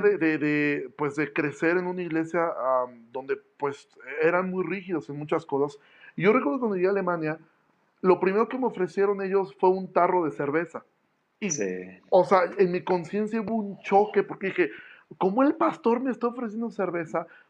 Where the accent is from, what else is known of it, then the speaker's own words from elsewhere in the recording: Mexico City, Mexico; moved away; yo soy de la Ciudad de México